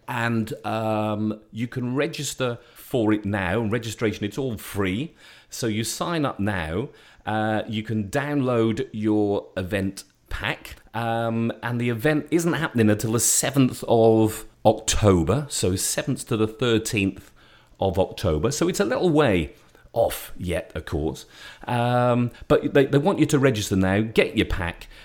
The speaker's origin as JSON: {"language": "English", "town": "Shrewsbury", "region": "West Midlands", "country": "United Kingdom", "tie": "born or raised there", "moved": "yes", "said": "my hometown in, of Shrewsbury in Shropshire"}